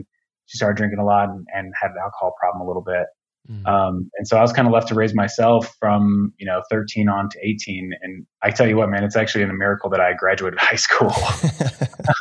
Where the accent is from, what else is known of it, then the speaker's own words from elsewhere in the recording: Aurora, Colorado, United States; I grew up out here in Colorado in Aurora, which is just like a suburb of Denver